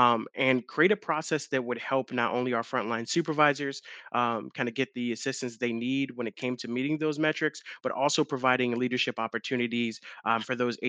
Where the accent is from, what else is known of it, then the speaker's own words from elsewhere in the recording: Long Island, New York, United States; now in Charlotte, United States; I'm originally from Long Island, New York, moved down to Charlotte many years ago